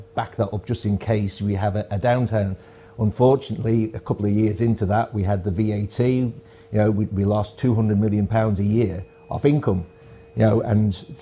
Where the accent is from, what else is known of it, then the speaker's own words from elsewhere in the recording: Port St Mary, Isle of Man; also born or lived in Ballasalla; I was brought up in Port St Mary's